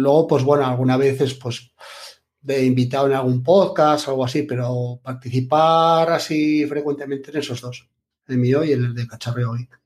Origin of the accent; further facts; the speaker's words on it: Asturias, Spain; moved away as an adult; now in Albacete, Spain; yo soy de Asturias